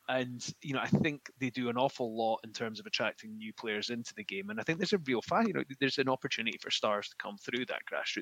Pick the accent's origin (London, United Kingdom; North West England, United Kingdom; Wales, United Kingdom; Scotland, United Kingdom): Scotland, United Kingdom; we're Scottish